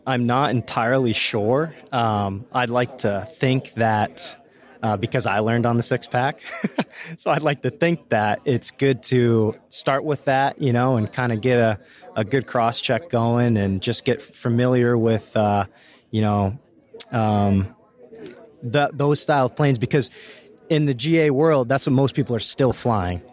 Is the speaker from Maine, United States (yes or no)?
yes; Maine, United States; I'm from Maine, born and raised